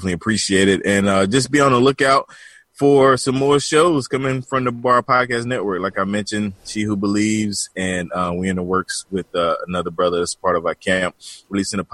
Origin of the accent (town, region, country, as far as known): the South, United States; accent: country, down south